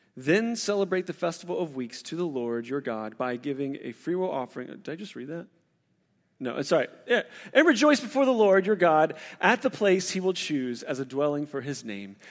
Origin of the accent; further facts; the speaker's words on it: West Virginia, United States; moved away; also born or lived in Kentucky / Northeast Ohio; I'm from West Virginia and spent time in Kentucky and Northeast Ohio.